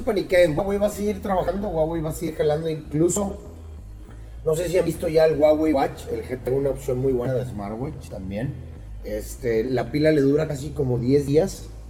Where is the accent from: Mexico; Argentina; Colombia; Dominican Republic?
Mexico